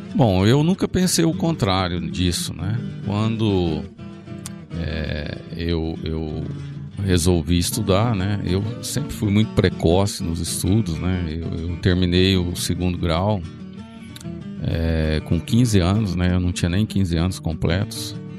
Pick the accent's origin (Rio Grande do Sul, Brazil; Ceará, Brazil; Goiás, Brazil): Goiás, Brazil; Rio Verde; as pessoas me perguntam de onde eu sou, eu falo que eu sou de Rio Verde